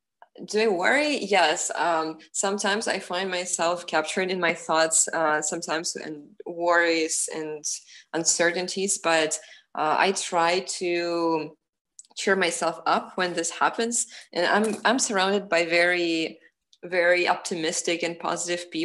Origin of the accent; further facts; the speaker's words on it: Ukraine; now in United States; I really value my identity as a Ukrainian person